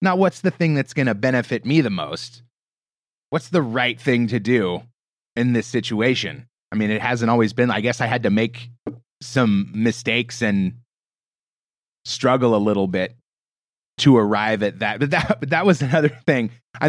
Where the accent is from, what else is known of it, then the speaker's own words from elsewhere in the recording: Portland, Oregon, United States; But I grew up in the Portland, Oregon area, west coast of the States, you know, sort of middle of the country.